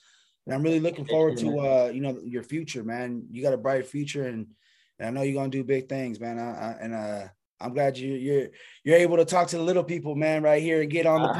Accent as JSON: {"language": "English", "town": "Sacramento", "region": "California", "country": "United States", "moved": "yes", "lives_now": "Lancaster, United States", "said": "I'm from Sacramento."}